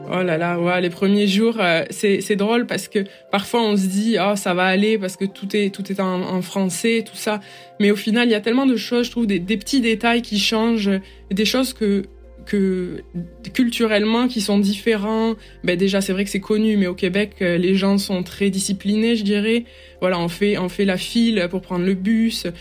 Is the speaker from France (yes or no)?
yes; Albi, Occitania, France; moved away as an adult; also born or lived in Sheffield, United Kingdom; now in Montreal, Canada; je suis originaire d'Albi dans le sud de la France et j'habite à l'étranger depuis 2017